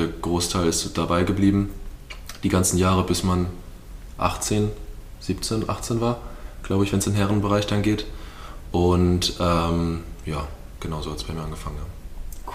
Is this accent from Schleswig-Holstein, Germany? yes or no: yes; Lübeck, Schleswig-Holstein, Germany; moved away as an adult; also born or lived in Timmendorf (home village) / Stuttgart; now in Dresden, Germany; Ich komme gebürtig aus dem Norden, bin in Lübeck geboren